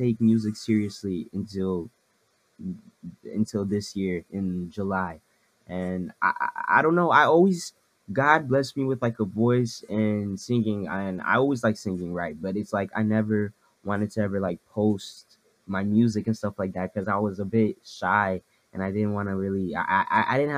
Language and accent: English; Ottawa, Ontario, Canada; I'm from Ottawa, Ottawa, Canada